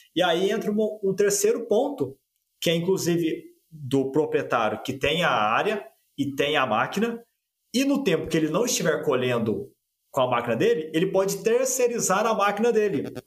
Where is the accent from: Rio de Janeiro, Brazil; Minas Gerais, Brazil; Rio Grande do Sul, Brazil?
Minas Gerais, Brazil; Guaxupé; moved away as an adult; now in Uberlândia, Brazil; eu venho lá de Gochupé, na verdade Santa Cruz da Prata, que é um distrito pertinho de Gochupé, no sul de Minas Gerais, com 3 mil habitantes